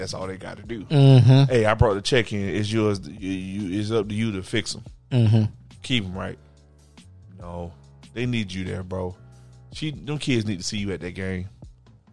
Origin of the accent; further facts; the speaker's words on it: the South, United States; I'm from the South, and I love it. So it's always going to be yes, ma'am, no, ma'am.